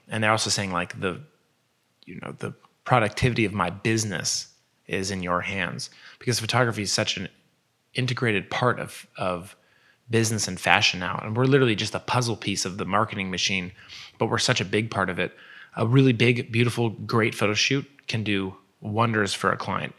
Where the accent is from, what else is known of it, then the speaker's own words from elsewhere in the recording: Nike's hometown, Oregon, United States; they're from my hometown